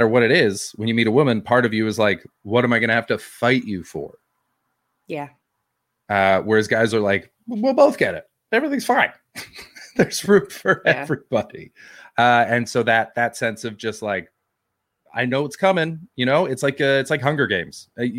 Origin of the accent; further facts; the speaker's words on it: Canada; I'm not English. I'm Canadian.